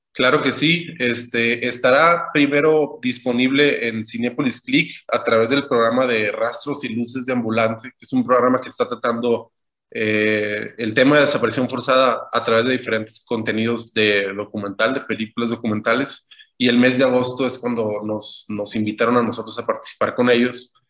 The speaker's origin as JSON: {"language": "Spanish", "town": "Culiacán", "region": "Sinaloa", "country": "Mexico", "tie": "born or raised there", "said": "yo tengo 34 años, nací en Culiacán"}